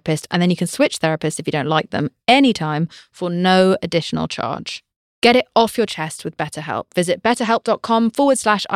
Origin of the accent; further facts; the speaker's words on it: United Kingdom; I'm British.